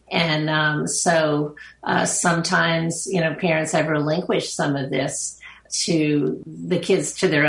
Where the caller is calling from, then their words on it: Long Island, New York, United States; Uh, I'm joining you from Long Island, New York.